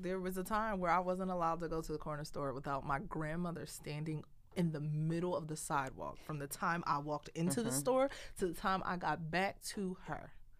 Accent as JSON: {"language": "English", "town": "Philadelphia", "region": "Pennsylvania", "country": "United States", "tie": "born or raised there", "said": "all of our neighbors that we grew up with, so 71st and Ogon, West Oak Lane, Mount Airy girls"}